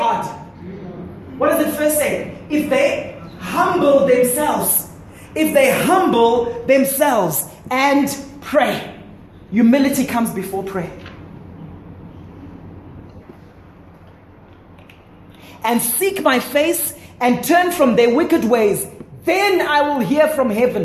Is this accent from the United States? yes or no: no; Zimbabwe; where we grew up in Zimbabwe, big gardens, big yards, and so on